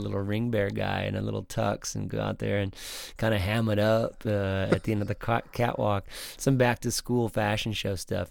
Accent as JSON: {"language": "English", "town": "Waterford", "region": "Michigan", "country": "United States", "tie": "born or raised there", "also_born_or_lived": "Pontiac, Michigan / Clarkston, Michigan", "said": "I was born in Pontiac, uh, and I lived just outside of that in a town called Waterford, but, but I went I was fortunately in, uh, Clarkston School District"}